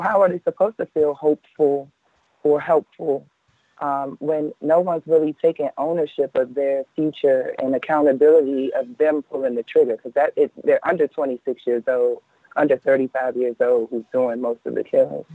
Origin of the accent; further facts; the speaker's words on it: Washington, District of Columbia, United States; Washington, D.C., my hometown